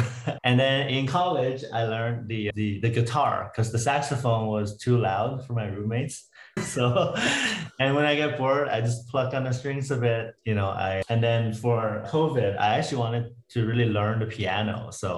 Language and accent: English; Canada; also born or lived in Toronto / Vancouver / Waterloo; now in United States; Yeah, so I'm Canadian. I moved a lot in different cities in Canada from Toronto to Vancouver and then back to Waterloo for my undergrad.